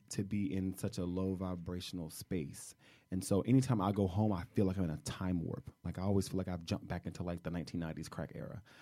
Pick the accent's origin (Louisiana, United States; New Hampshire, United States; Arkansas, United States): Louisiana, United States; Shreveport; moved away; I'm from Louisiana. I'm from Shreveport.